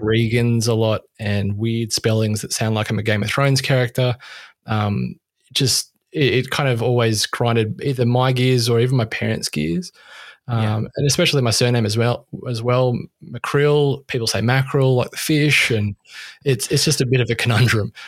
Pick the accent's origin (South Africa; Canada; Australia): Australia; I'm Australian